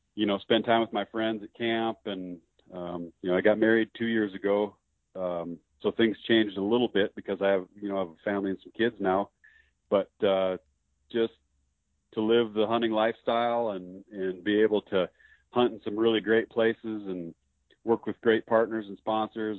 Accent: Spearfish, South Dakota, United States; also born or lived in Alaska / Sundance, Wyoming; around my hometown of Spearfish, South Dakota

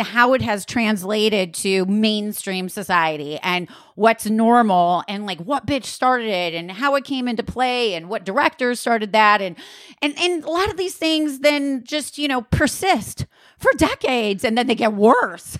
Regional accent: Wisconsin, United States; I'm from Wisconsin

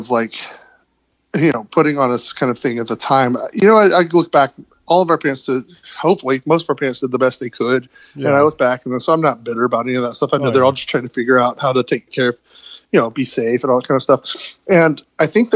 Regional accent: Georgia, United States; we're from Georgia

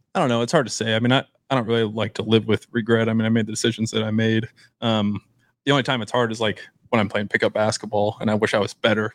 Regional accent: Beatrice, Nebraska, United States; I'm from Beatrice.

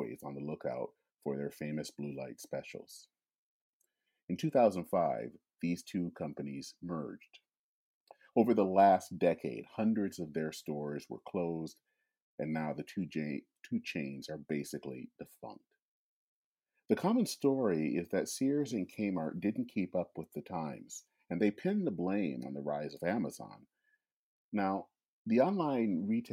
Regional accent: Michigan, United States; that's my home state

